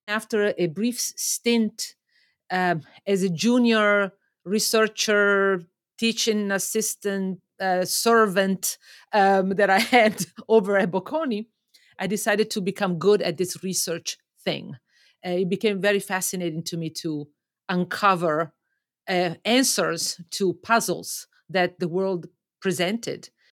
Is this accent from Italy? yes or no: yes; Lake Como, Lombardy, Italy; moved away as an adult; also born or lived in Milan, Italy; now in Toronto, Canada; I grew up in Italy, um, on Lake Como, just north of Milan